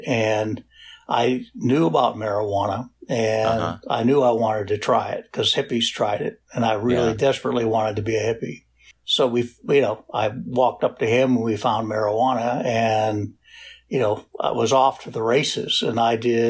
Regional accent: Pittsburgh, Pennsylvania, United States; also born or lived in Washington, D.C.; I grew up in Pittsburgh, although was born in D.C. and I lived in Pittsburgh.

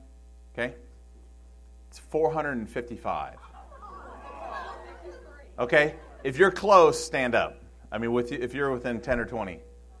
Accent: Michigan, United States; I come from Michigan, and on the Detroit River, it takes almost 10 miles for a freighter just to slow down from going full speed.

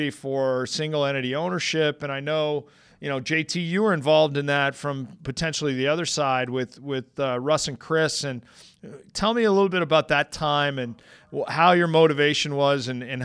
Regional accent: Canada; moved away as an adult; also born or lived in Washington, D.C. / Virginia / Philadelphia; a Canadian guy that ended up in Philadelphia.

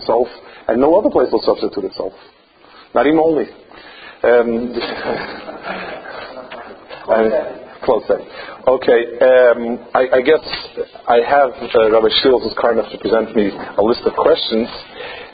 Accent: United States; now in Israel; I grew up in America

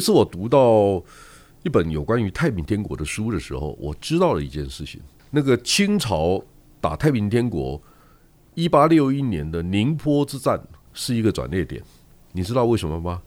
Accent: Yilan County, Taiwan; 他跟我念同一个国中，因为我是宜兰人

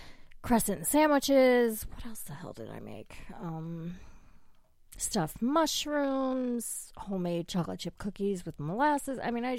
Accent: United States; I'm a mutt. I'm American. English.

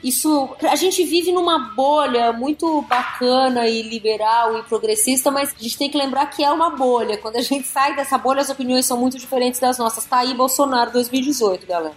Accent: São Paulo, Brazil; eu sou de São Paulo

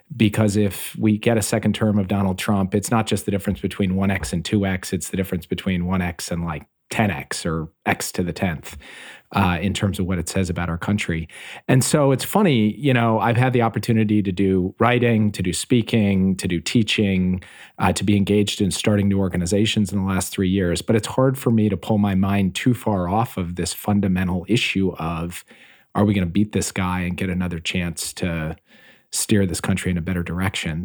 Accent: Minneapolis, Minnesota, United States; I grew up in Minneapolis, Minnesota

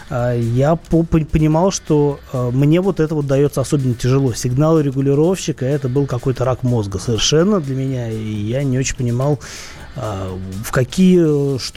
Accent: Saint Petersburg, Russia; я в детстве, ну, я же из Питера, и в Питере этих набережных там очень много

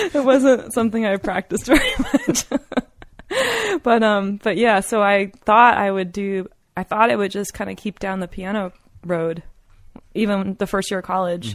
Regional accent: East Coast, United States; moved away as an adult; also born or lived in Colorado; I was from the East Coast

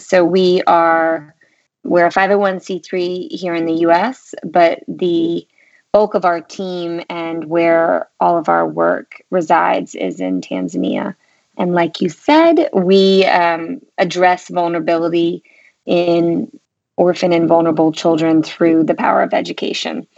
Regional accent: North Carolina, United States; also born or lived in St Andrews, Scotland; I'm from North Carolina. I was um, raised here and actually currently reside in North Carolina

